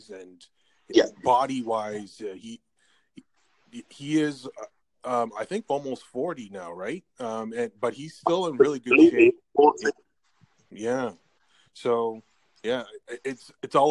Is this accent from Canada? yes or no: yes; Canada; I'm from Canada